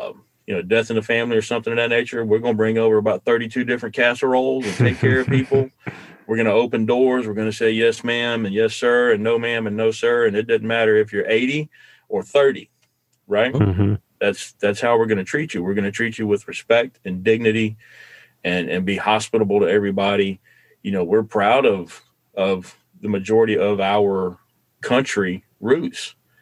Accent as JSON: {"language": "English", "region": "the South", "country": "United States", "tie": "born or raised there", "moved": "yes", "said": "growing up in the South"}